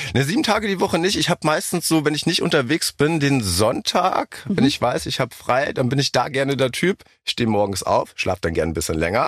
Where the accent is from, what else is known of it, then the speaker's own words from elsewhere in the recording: Helmstedt, Lower Saxony, Germany; moved away as an adult; now in Berlin, Germany; Helmstedt bin ich ja. geboren